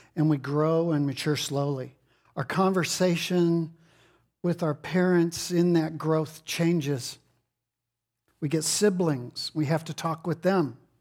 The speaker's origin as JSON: {"language": "English", "region": "Texas", "country": "United States", "said": "I'm from Texas."}